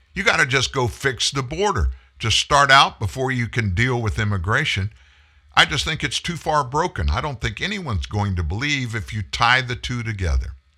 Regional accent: Pasadena, Texas, United States; accent: Southerner; also born or lived in Houston; we lived in Houston at the time. I was born in Pasadena, which is a, uh, suburb of Houston

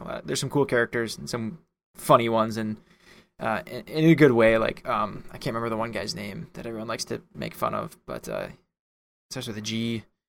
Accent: United States; as the American

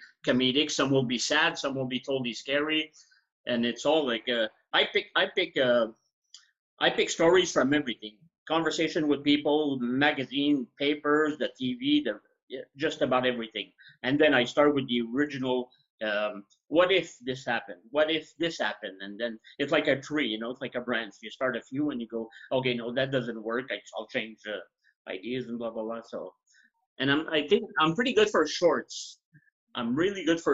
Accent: Quebec, Canada; first language French; English is a second language; I'm French Canadian, so I started learning very early English from Sesame Street

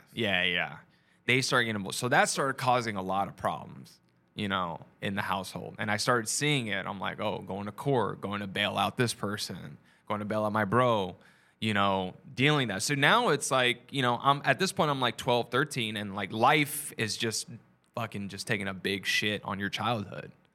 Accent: San Antonio, Texas, United States; moved away as an adult; also born or lived in Los Angeles; now in New York City, United States; I'm from San Antonio, uh, you know, from Texas. I just moved here last month

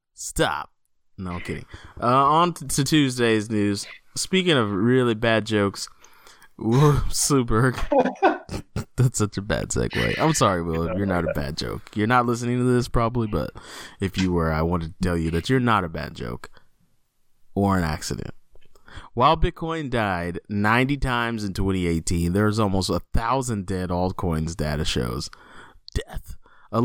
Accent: Texas, United States; as a Texan

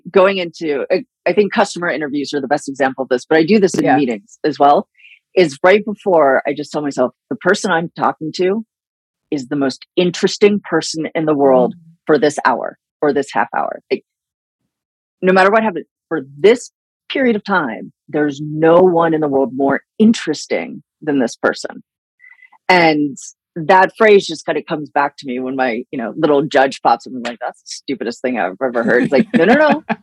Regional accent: Cleveland, Ohio, United States; I grew up in Cleveland.

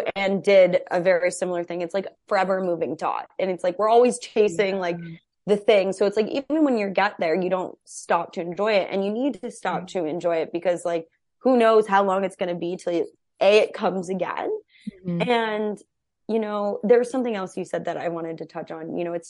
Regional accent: Cedar Crest, New Mexico, United States; moved away as an adult; also born or lived in Albuquerque; now in Los Angeles, United States; I moved from Albuquerque, New Mexico. I didn't even live in Albuquerque. I lived in Cedar Crest, New Mexico. I went to high school in Albuquerque. So very, very small town too.

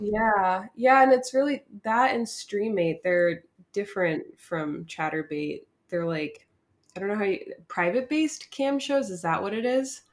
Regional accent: Newark, New Jersey, United States; I'm from around the Newark area

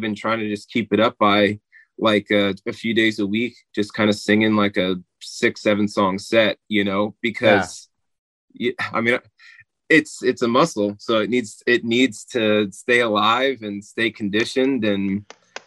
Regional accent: New Jersey, United States; I'm in New Jersey. That's where I grew up

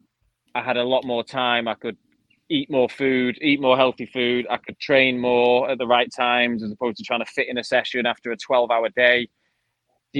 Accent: United Kingdom; I was the only sort of Brit UK guy there

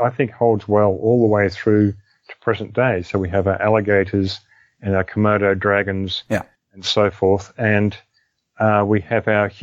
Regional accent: Australia; in Australia, for instance, which is my home country

